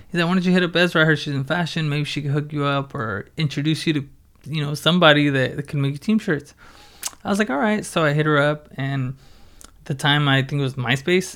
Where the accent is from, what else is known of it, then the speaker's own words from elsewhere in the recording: Oxnard, California, United States; Born and raised in Oxnard and, um, yeah, just, I've done everything here in Oxnard.